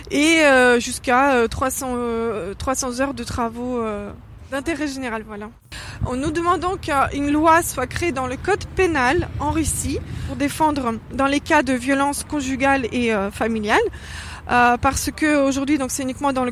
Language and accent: French; France; euh, je suis française